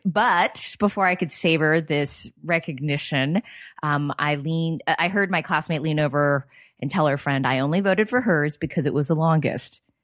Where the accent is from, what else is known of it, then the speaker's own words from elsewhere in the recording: Bay Area, California, United States; I grew up in the Bay Area